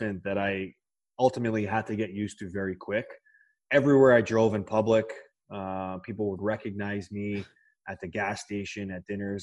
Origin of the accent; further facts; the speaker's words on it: Toronto, Ontario, Canada; my hometown Maple Leafs team